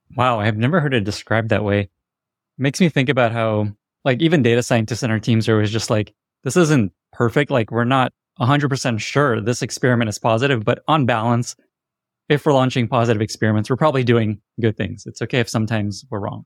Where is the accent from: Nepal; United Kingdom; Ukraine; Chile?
Ukraine; Odesa, Odesa Oblast; moved away; I was born in Odessa, Ukraine, which was not so far from Chernobyl.